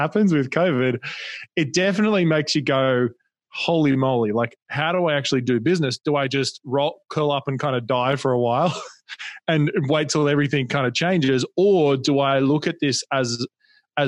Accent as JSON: {"language": "English", "country": "Australia", "accent": "Australian", "moved": "yes", "lives_now": "Newport Beach, United States", "said": "you can probably hear my accent is Australian, but we live in Newport Beach"}